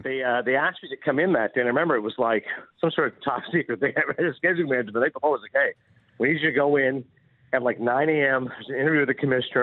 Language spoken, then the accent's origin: English; Kingston, Ontario, Canada; now in United States; growing up in Kingston, Ontario